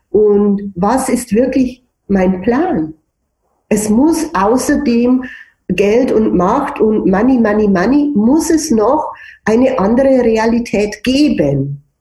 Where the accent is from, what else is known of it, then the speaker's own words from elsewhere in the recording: Germany; ich als Deutsche, der bringt mich um und so.